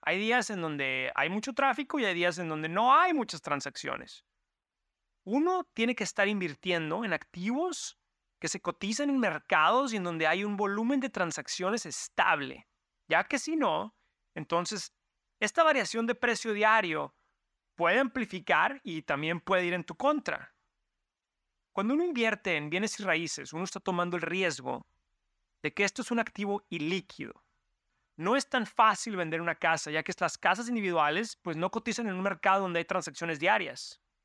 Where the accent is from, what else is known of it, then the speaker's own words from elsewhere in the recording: Mexico; now in New York, United States; mi familia que venimos de México